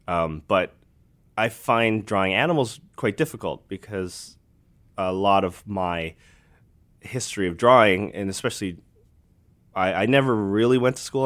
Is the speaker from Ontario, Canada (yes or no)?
no; Alberta, Canada; I grew up in Alberta, so Bret the Hitman Hart was, like, he was the, the man in, in where my hometown was